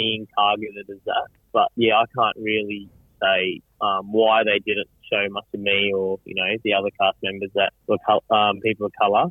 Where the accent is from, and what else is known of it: Brisbane, Queensland, Australia; born or raised there